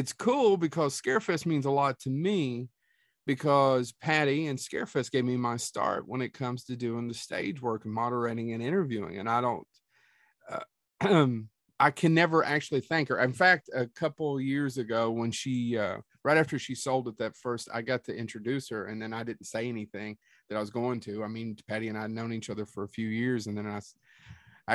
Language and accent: English; Leslie County, Southeastern Kentucky, United States; We're both from Southeastern Kentucky.